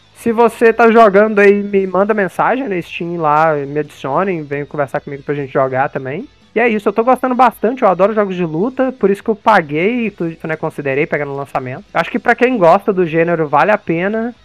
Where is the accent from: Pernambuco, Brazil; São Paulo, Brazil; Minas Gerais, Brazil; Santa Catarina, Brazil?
Minas Gerais, Brazil; interior of; eu sou do interior de Minas